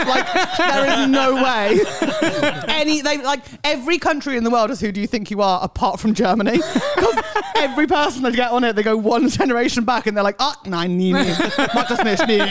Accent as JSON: {"language": "English", "region": "England", "country": "United Kingdom", "said": "I'm also English, so."}